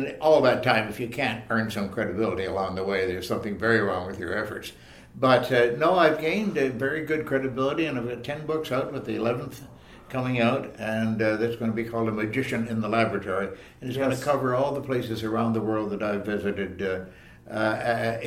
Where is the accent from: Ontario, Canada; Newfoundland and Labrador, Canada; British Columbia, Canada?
Ontario, Canada; Leaside; born or raised there